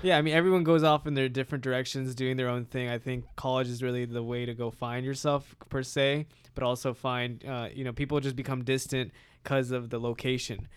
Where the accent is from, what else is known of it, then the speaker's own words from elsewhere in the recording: United States; my parents immigrated here from India, uh, and I was born in America